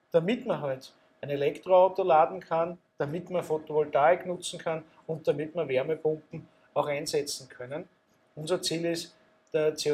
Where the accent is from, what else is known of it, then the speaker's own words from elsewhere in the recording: Austria; Als Österreicher muss ich sagen, ich hoffe es.